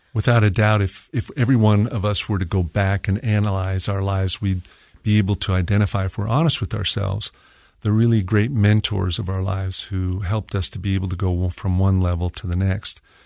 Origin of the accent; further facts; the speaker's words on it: Mesa, Arizona, United States; moved away as an adult; also born or lived in Santiago, Chile; now in Salt Lake City, United States; I grew up in Mesa, Arizona, and I'll never go back.